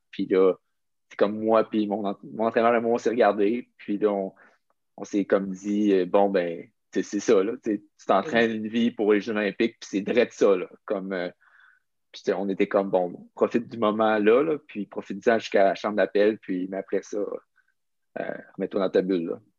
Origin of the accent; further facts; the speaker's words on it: Quebec City, Quebec, Canada; j'ai grandi à Québec, euh, je suis resté à Québec pour mon secondaire, mon cégep, pour mon université